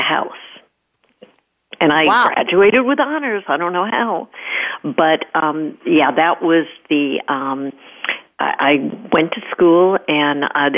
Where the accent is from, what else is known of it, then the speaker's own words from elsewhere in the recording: New York, United States; moved away as an adult; now in California, United States; I was born in New York and actually got my master's at Queens College, so that and undergraduate at NYU, so that's New York, New York.